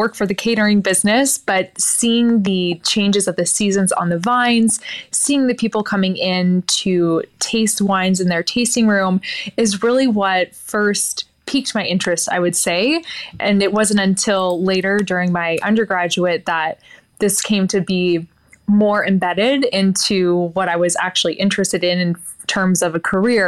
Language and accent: English; Willamette Valley, Oregon, United States; I'm born and raised in the Willamette Valley in Oregon